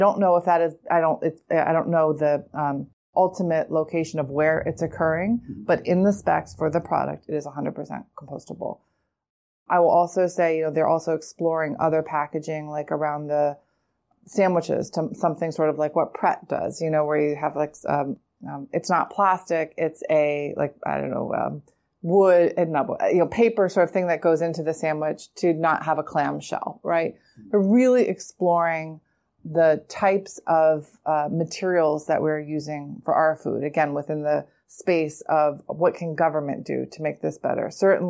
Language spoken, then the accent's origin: English; New York City, New York, United States; I'm a New Yorker. I see it. I live in this city as well.